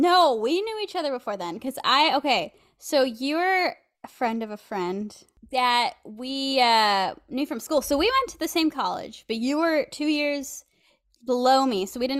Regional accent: near Turlock, California, United States; born or raised there

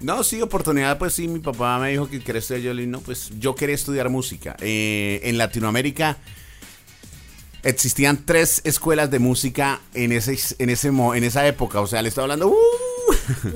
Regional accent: Algeciras, Huila, Colombia; moved away as an adult; yo salí a mis 18 años de Algeciras

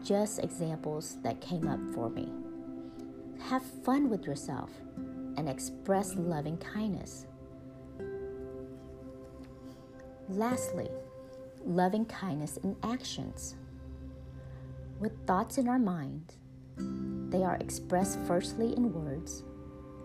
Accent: Texas, United States; accent: Texas; my Texas accent

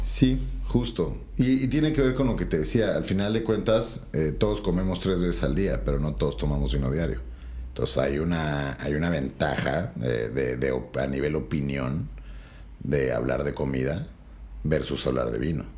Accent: Mexico

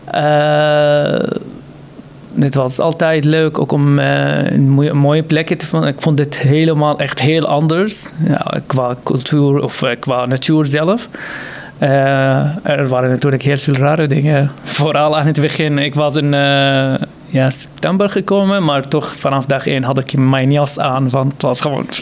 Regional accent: Syria; Dutch is a second language; moved away as an adult; now in Utrecht, Netherlands; ik kom uit Syrië en ik was gewoon eh, door de stroom van vluchtelingen gekomen in 2015

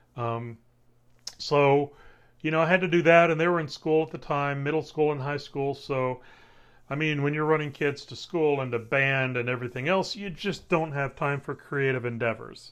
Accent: Waco, Texas, United States; I'm from Waco

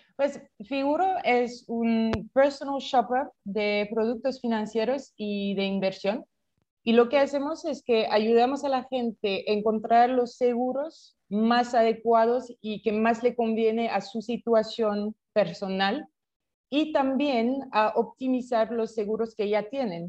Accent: France; Spanish is a second language; moved away as an adult; also born or lived in Paris / London / Bogotá; yo soy francesa, nací en Francia y hice todos mis estudios en, Francia

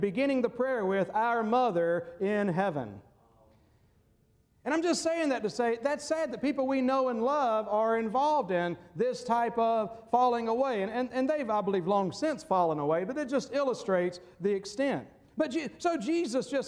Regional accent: United States; we as American Christians

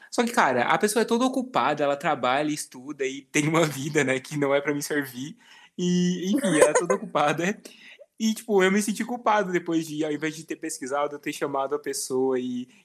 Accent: Rio Grande do Sul, Brazil; eu sou do Rio Grande do Sul

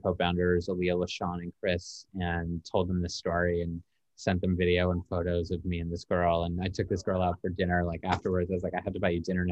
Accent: Toronto, Ontario, Canada; now in Los Angeles, United States; we're very obviously live in Los Angeles, and I'm from Toronto, originally from Canada

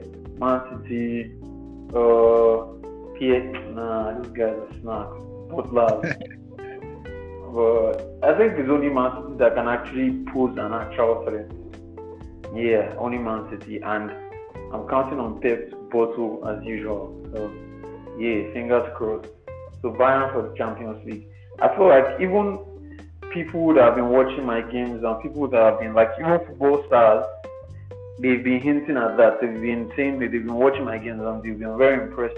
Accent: Nigeria; I'm from Nigeria

